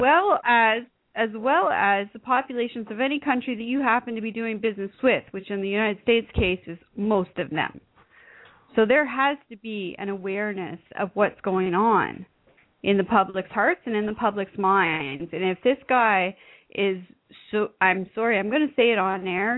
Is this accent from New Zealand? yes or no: no; Canada; I'm Canadian